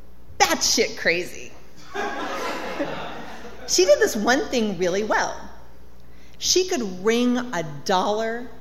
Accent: Colorado, United States; So, I grew up in Colorado in a trailer

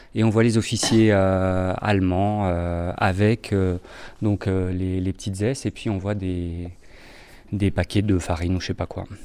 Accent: Grenoble, Auvergne-Rhône-Alpes, France; De Giromanie, de Grenoble

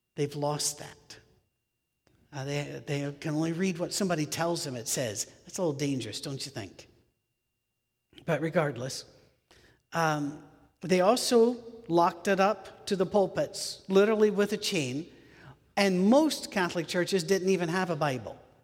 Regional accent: United Kingdom; moved away; also born or lived in United States; I'm British. Uh, I'm also American, but I'm British.

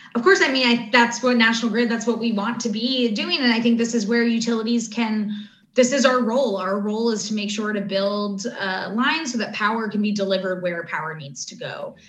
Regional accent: United States; also born or lived in Latin America / Africa; as an American

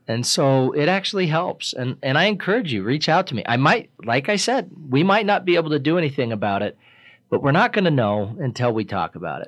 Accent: Riverton, Wyoming, United States; I grew up in Riverton. I've lived in Riverton most of my life.

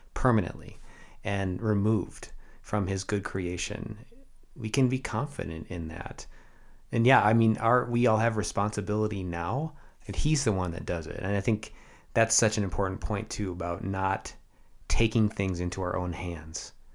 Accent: United States; also born or lived in Canada; And now I am an American

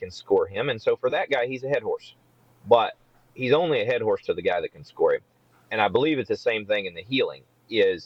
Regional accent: Kansas, United States; I grew up in Kansas

